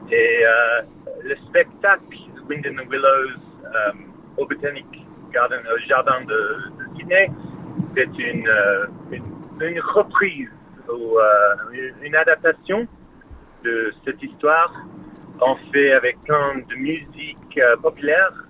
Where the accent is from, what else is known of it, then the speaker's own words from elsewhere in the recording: France; C'est un lapin, un lapin blanc euh, je suis français.